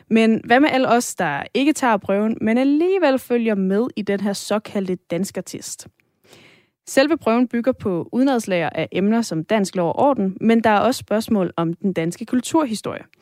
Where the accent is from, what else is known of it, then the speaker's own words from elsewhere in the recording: Denmark; Jeg er dansker, jeg har et dansk pas, jeg er født i Danmark